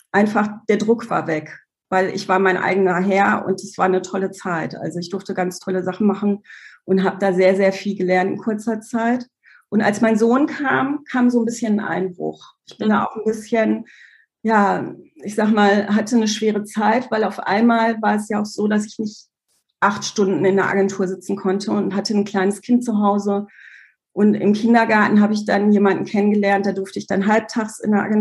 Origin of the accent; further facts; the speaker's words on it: Germany; also born or lived in Poland; Ich komme aus Polen, mit zwei Jahren nach Deutschland gekommen und ich komme eigentlich aus einer klassischen Arbeiterfamilie.